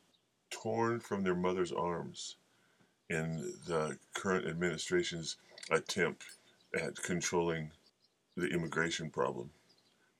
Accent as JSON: {"language": "English", "town": "Bayfield", "region": "Colorado", "country": "United States", "tie": "born or raised there", "said": "my hometown, the town I was born and raised in, Bayfield, Colorado"}